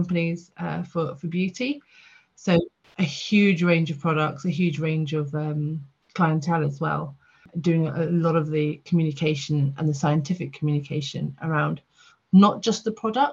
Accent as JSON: {"language": "English", "region": "the south of England", "country": "United Kingdom", "also_born_or_lived": "Port Sunlight", "lives_now": "London, United Kingdom", "said": "I'm a Southerner at heart"}